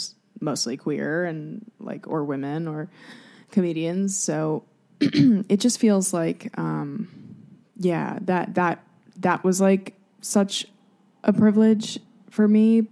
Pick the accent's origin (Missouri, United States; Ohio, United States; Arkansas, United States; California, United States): California, United States; Los Angeles; I'm from Los Angeles.